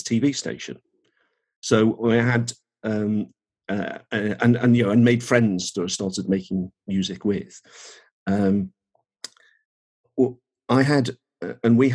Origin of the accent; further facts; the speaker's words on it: Birkenhead, North West England, United Kingdom; moved away as an adult; also born or lived in Norwich; I was brought up in Birkenhead, which is near Liverpool